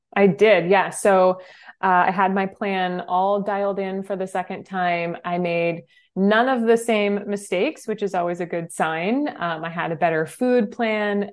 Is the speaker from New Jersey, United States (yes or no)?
no; New Hampshire, United States; I grew up in New Hampshire